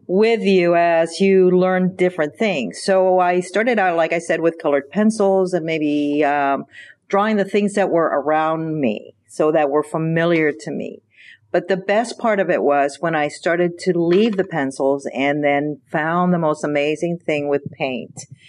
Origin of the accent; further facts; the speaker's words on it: Pinellas County, Florida, United States; also born or lived in Cuba; I grew up in Pinellas County